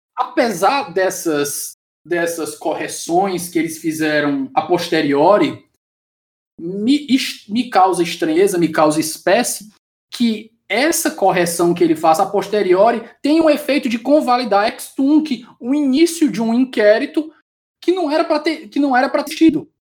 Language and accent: Portuguese; Ceará, Brazil; eu sou do Ceará e no interior do Ceará aqui